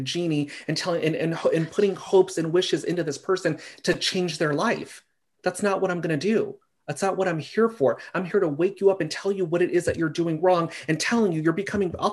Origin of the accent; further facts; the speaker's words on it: Simi Valley, California, United States; I lived in Simi Valley. I don't know if you're familiar with that. I grew up here.